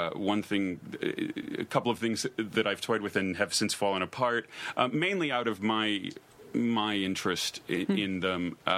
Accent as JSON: {"language": "English", "town": "Chicago", "region": "Illinois", "country": "United States", "tie": "born or raised there", "also_born_or_lived": "Los Angeles", "moved": "yes", "lives_now": "Provincetown, United States", "said": "I grew up in Chicago and then I lived"}